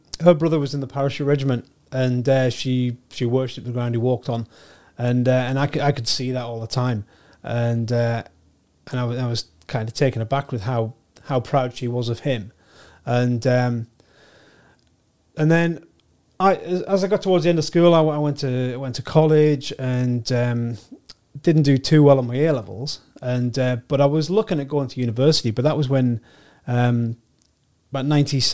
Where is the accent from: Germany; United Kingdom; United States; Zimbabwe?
United Kingdom; Sunderland, North East England; I was born and raised in, I was raised in Roker